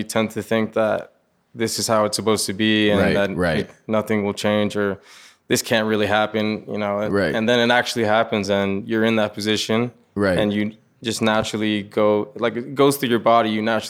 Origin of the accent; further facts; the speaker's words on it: South Florida, United States; moved away as an adult; now in Los Angeles, United States; So I'm originally from South Florida